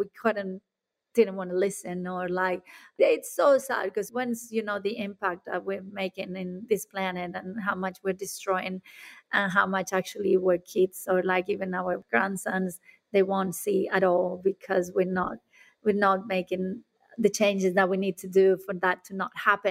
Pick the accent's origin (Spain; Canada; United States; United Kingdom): Spain; now in Australia; I'm coming from Spain